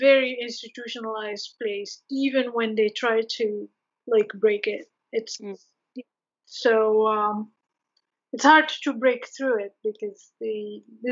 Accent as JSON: {"language": "English", "country": "Morocco", "moved": "yes", "said": "I come from Morocco"}